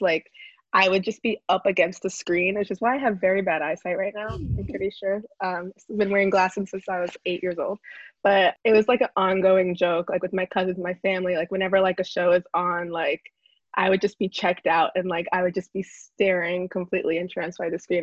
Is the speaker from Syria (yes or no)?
no; New York City, New York, United States; also born or lived in Connecticut; i went through like a lot of identity issues growing up because we're from the Bronx